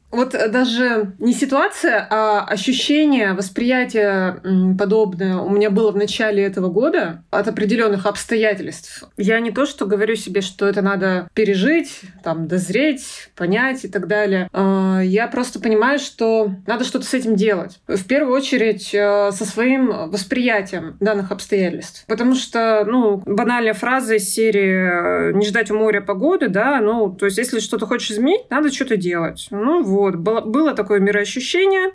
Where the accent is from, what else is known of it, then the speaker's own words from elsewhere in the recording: Yekaterinburg, Sverdlovsk Oblast, Russia; Я родилась в Екатеринбурге в 88 году. А, всю жизнь живу на Урале